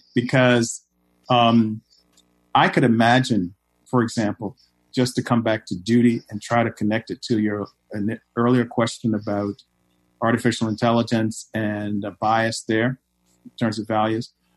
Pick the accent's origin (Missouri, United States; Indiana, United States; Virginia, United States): Virginia, United States; Richmond; now in Chicago, United States; I'm from Richmond, Virginia